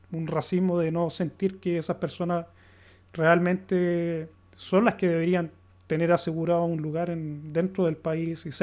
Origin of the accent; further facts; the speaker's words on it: Chile; now in Sweden; considerar sueco porque yo no tengo la, cultura sueca, no me crié aquí, ¿cachai?